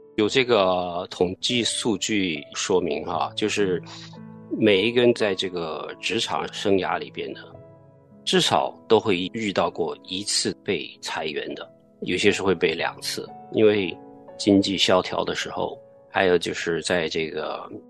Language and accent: Chinese; China; 我们中国人